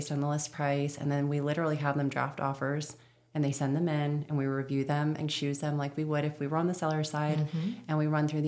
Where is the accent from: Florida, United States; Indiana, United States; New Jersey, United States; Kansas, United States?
Florida, United States; moved away; that one in Florida, but that's my hometown.